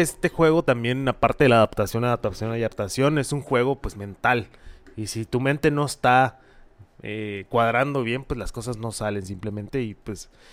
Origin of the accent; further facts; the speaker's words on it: Hermosillo, Sonora, Mexico; somos mexas, somos de Hermosillo